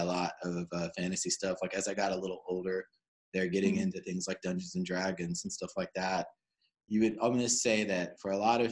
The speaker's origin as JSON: {"language": "English", "town": "Cary", "region": "North Carolina", "country": "United States", "tie": "born or raised there", "said": "growing up in Cary and living in a house"}